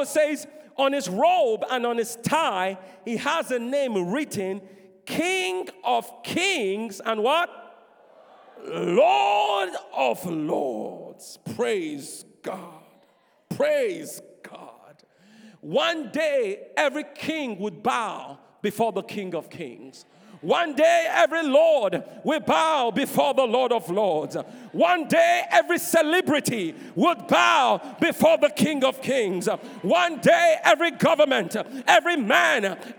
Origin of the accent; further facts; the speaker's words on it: Nigeria; I'm Nigerian